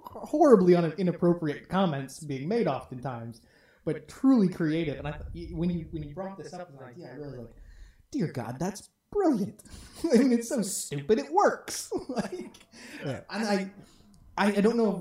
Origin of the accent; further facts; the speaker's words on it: Detroit, Michigan, United States; growing up in Detroit